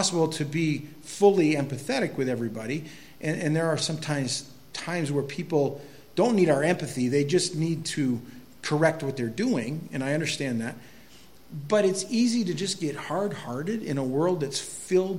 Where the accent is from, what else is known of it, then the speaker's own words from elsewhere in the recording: Quimby, Iowa, United States; I grew up in Quimby